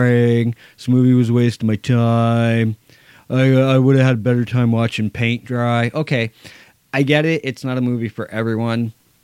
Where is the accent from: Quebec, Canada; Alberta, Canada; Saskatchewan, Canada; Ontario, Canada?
Ontario, Canada; I'm Canadian